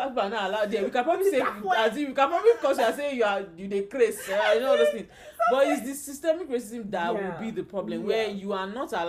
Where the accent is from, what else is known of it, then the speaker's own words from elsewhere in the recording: Nigeria; moved away; being a Nigerian